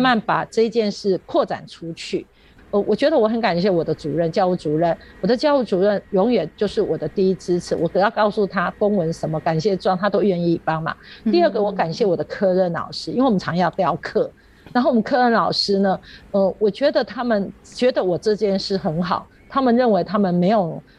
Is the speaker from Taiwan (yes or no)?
yes; Yunlin County, Taiwan; also born or lived in Chiayi City, Taiwan; 我住云林，我一直在嘉义上班